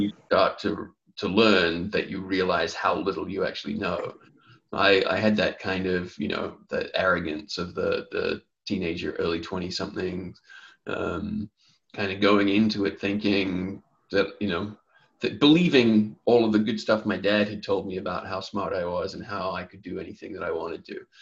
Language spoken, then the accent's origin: English; New Zealand; now in Los Angeles, United States; I'm originally from New Zealand